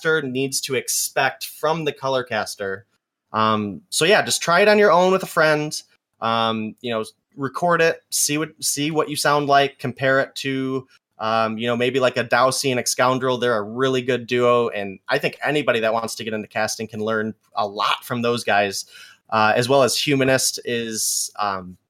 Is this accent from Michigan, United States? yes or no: yes; Michigan, United States; I'm from Michigan